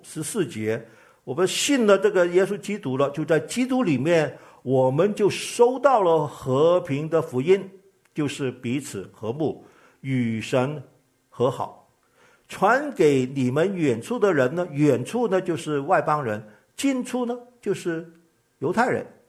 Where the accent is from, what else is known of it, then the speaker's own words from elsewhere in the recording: Guangdong, China; 我是个广东人